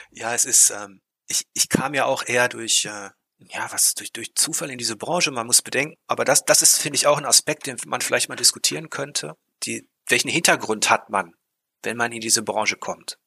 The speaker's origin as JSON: {"language": "German", "area": "Ruhr area", "region": "North Rhine-Westphalia", "country": "Germany", "said": "ich komme aus dem Ruhrpott"}